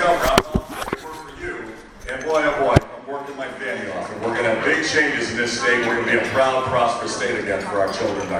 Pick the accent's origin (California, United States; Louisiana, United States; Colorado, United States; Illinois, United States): Illinois, United States; Deerfield; I'm a middle-class family. I grew up here in Deerfield, just up the road. I went to Wilmot School there on Deerfield Road by 294.